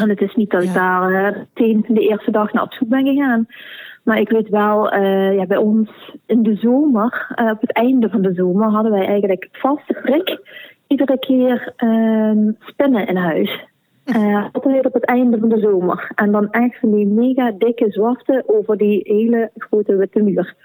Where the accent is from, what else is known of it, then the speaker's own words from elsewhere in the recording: Sittard, Limburg, Netherlands; moved away as an adult; now in Belgian Limburg, Belgium; Ik ben van Nederlands Limburg heb eigenlijk mijn hele leven in Sittard gewoond